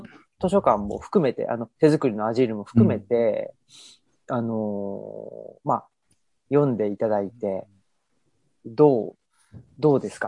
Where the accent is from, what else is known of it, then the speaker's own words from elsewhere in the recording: Urawa, Saitama, Japan; 埼玉の浦和で育ち